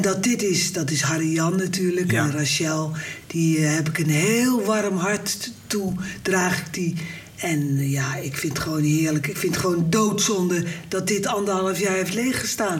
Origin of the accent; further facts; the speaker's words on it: Rotterdam, South Holland, Netherlands; ik kwam uit Rotterdam-Zuid